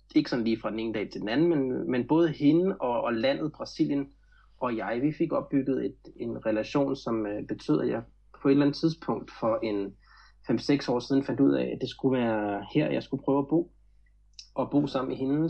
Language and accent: Danish; Glostrup, Capital Region of Denmark, Denmark; moved away as an adult; now in Florianópolis, Brazil; jeg voksede op i Glostrup i firserne, øh, lidt uden for København